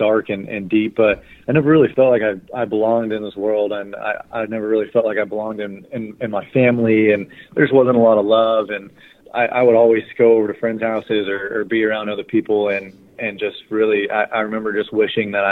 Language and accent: English; Bakersfield, California, United States; I'm from Bakersfield, California. I was born and raised here.